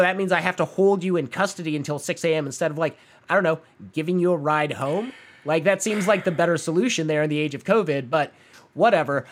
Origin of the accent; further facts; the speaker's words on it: Phoenix, Arizona, United States; moved away; my hometown mall